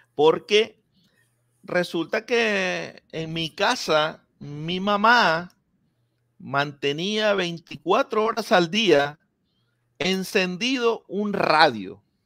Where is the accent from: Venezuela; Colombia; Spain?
Venezuela; Maracaibo, Zulia; now in Miami, United States; en Maracaibo crecí, en Maracaibo me crié